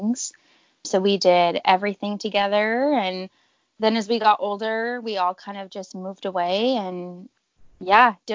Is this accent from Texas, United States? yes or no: no; California, United States; now in Minnesota, United States; I was born and raised in California, and I currently live in Minnesota.